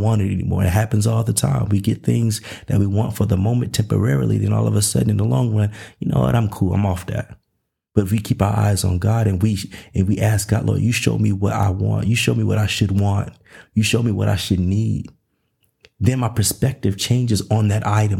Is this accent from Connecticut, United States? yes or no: no; Nashville, Tennessee, United States; also born or lived in Los Angeles, California / Covina, California; now in Dallas, United States; I'm originally from Nashville, Tennessee.